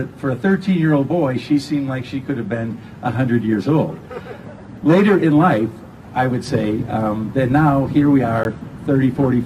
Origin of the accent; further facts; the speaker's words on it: Milwaukee, Wisconsin, United States; I grew up here in Milwaukee on the west side